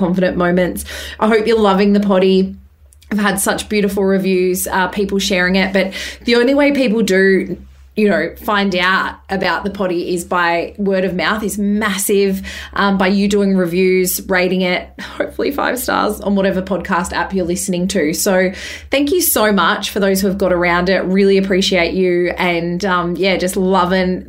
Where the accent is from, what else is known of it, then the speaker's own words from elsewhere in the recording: Bathurst, New South Wales, Australia; now in Perth, Australia; We grew up in Bathurst in New South Wales. I now am in Perth.